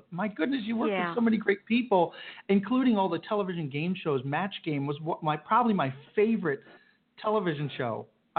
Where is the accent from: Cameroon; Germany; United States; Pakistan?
United States; Silver Spring, Maryland; moved away; I grew up in Silver Spring, Maryland. I was a little kid back there.